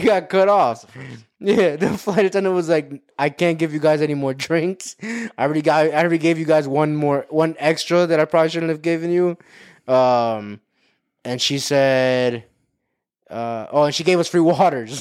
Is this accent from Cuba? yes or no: yes; Cuba; We're both Cuban